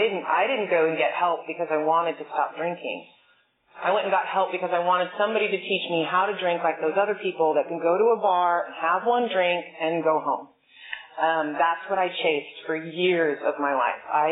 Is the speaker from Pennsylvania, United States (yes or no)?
no; Bay Area, California, United States; I'm from the Bay Area